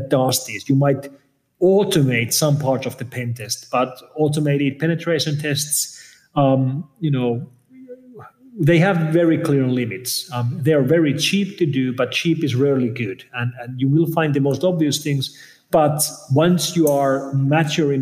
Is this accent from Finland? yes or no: yes; Finland; I'm coming from Finland, which is where Linus Torvalds of Linux fame is from